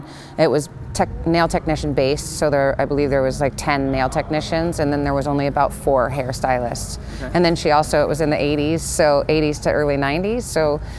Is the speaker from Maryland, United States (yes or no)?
no; Los Angeles, California, United States; I am from Los Angeles, California, born and raised, so I'm an angel.